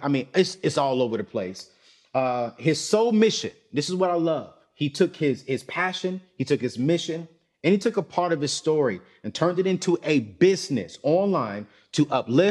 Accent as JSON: {"language": "English", "town": "Fayetteville", "region": "North Carolina", "country": "United States", "tie": "born or raised there", "said": "I grew up in Fayetteville"}